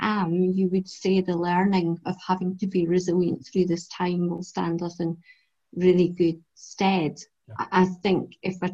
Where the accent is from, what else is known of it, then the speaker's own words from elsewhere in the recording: Edinburgh, Scotland, United Kingdom; I was brought up in North Edinburgh.